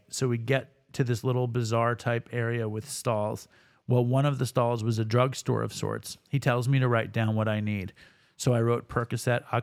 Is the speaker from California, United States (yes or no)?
no; Baltimore, Maryland, United States; I'm from Baltimore, and a big part of my addiction is the actual copping.